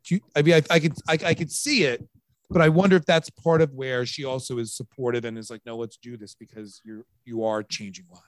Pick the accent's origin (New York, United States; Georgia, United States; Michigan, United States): New York, United States; Long Island; I'm from Long Island